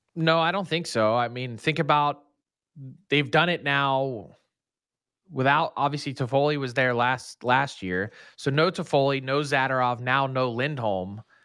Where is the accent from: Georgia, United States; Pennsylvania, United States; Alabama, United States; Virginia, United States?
Pennsylvania, United States; Philadelphia; I went my entire life growing up in Philly